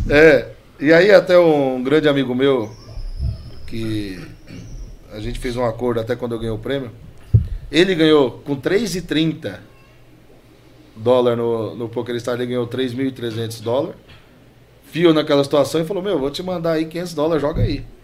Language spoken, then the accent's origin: Portuguese; Piauí, Brazil; A gente veio do Piauí, fundinho do Piauí, pai carregador.